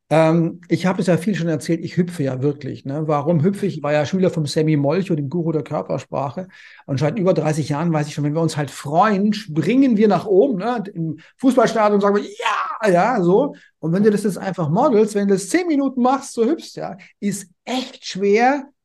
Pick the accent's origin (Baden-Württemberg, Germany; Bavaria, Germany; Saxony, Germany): Baden-Württemberg, Germany; Konstanz; Also ich komme ja ursprünglich aus Konstanz am Bodensee.